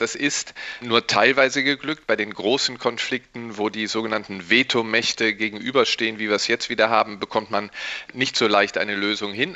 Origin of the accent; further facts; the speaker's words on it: Rhineland, Germany; ich als Rheinländer